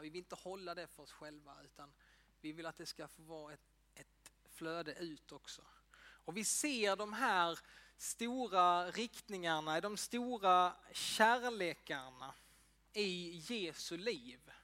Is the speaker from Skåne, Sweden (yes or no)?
yes; Ängelholm, Skåne, Sweden; jag är uppväxt i EFS-kyrkan i Ängelholm